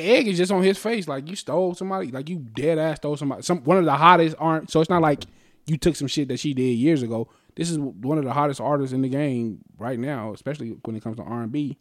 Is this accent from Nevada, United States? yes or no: yes; Las Vegas, Nevada, United States; we're from Vegas